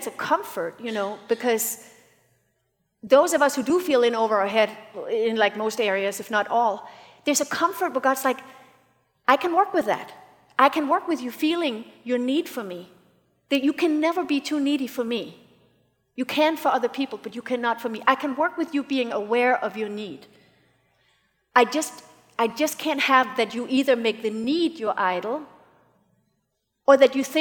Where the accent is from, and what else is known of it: United States